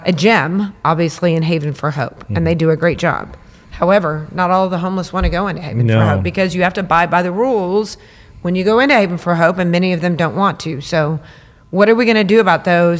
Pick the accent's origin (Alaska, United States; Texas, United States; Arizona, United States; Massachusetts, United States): Texas, United States; San Antonio; being born and raised in San Antonio, I feel like my DNA is here.